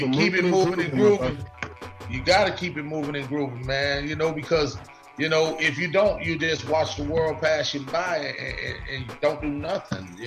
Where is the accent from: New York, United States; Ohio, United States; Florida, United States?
Florida, United States; Perrine; also born or lived in Bahamas; I grew up in a place called Perrine, Florida